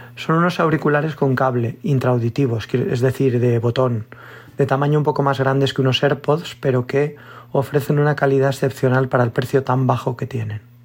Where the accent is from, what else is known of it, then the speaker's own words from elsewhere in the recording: Valencia, Valencian Community, Spain; soy de Valencia